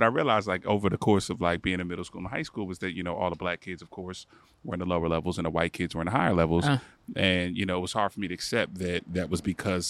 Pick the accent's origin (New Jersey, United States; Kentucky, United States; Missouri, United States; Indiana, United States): New Jersey, United States; Newark; also born or lived in Maplewood, New Jersey; So I grew up in Newark and Maplewood.